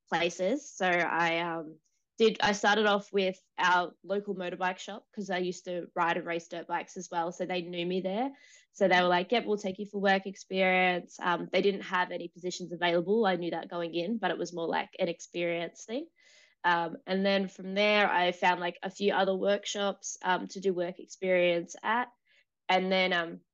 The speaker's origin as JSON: {"language": "English", "town": "Sydney", "region": "New South Wales", "country": "Australia", "tie": "born or raised there", "said": "I grew up in Sydney, Australia, more out towards the west, so on the outskirts of the city itself"}